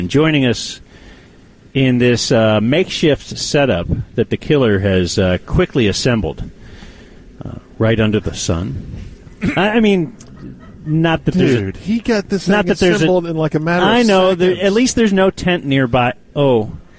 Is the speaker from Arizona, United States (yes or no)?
no; Texas, United States; The car clock is on Central Time because I am a Texan.